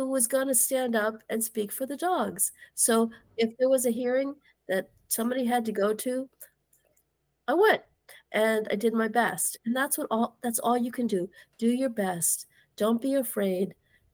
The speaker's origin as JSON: {"language": "English", "region": "New Jersey", "country": "United States", "said": "I'm from New Jersey"}